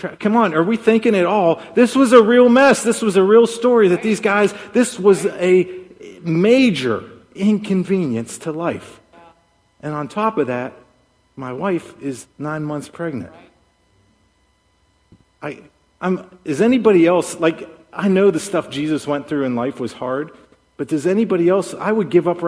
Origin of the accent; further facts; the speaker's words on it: Pittsburgh, Pennsylvania, United States; moved away; I'm from Pittsburgh